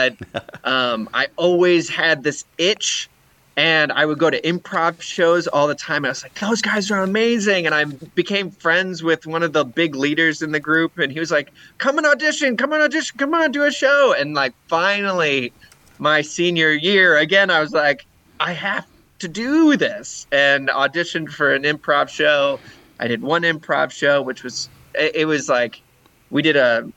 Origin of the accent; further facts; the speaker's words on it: St. Louis, Missouri, United States; also born or lived in Denver, Colorado / Iowa; I grew up in St. Louis.